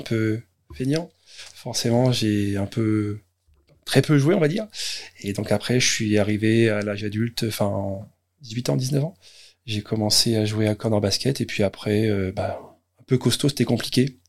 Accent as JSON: {"language": "French", "town": "Caen", "region": "Normandy", "country": "France", "said": "je suis d'origine de Caen"}